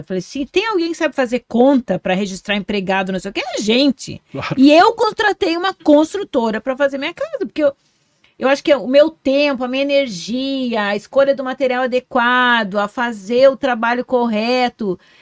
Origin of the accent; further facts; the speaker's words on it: Foz do Iguaçu, Paraná, Brazil; Eu sou nascida em Foz, sou bairrista pra caramba